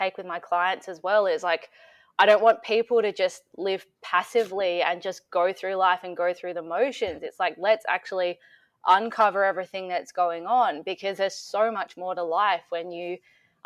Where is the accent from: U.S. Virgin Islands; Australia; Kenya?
Australia; Metung, Victoria; now in Melbourne, Australia; I grew up in Metung, so it's near the beach.